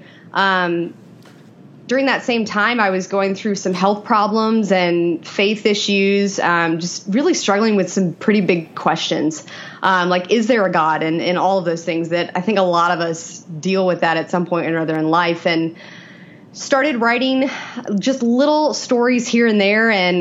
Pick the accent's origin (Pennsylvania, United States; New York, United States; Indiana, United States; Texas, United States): Indiana, United States; Elkhart; moved away as an adult; now in Raleigh, United States; I am from Elkhart, Indiana, a small little town in northern Indiana